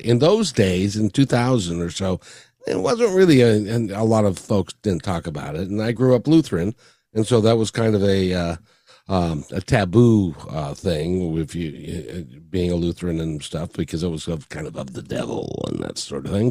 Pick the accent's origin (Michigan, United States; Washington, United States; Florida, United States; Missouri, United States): Washington, United States; Seattle; born or raised there; also born or lived in Kirkland, Washington; now in Kent, United States